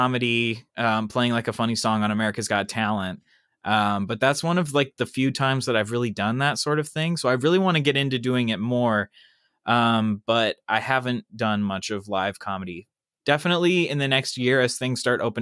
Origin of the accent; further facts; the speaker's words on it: Kansas City, Kansas, United States; moved away as an adult; now in Los Angeles, United States; I'm from Kansas originally